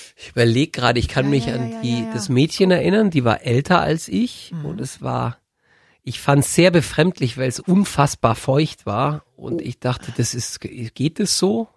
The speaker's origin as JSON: {"language": "German", "region": "Bavaria", "country": "Germany", "said": "wir in Bayern"}